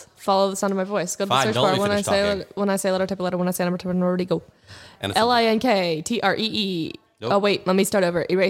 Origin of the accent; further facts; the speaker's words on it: Ohio, United States; We're from Ohio. We're in the Midwest.